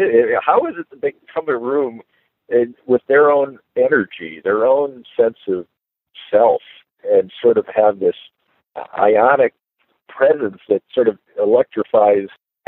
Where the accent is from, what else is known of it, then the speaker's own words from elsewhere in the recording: Chicago, Illinois, United States; when I was growing up in Chicago. I guess a baby boomer. I was born in 58.